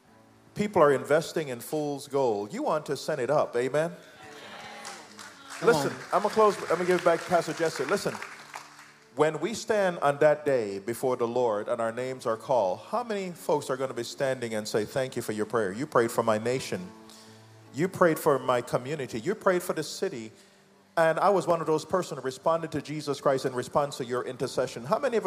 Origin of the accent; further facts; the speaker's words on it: United Kingdom; Because we're Jamaican, we're British, we like tea.